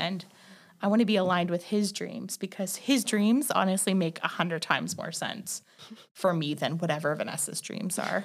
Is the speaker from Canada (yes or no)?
yes; Northern Ontario, Canada; moved away as an adult; also born or lived in Waterloo, Canada; now in Calgary, Canada; I left my hometown, which is in Northern Ontario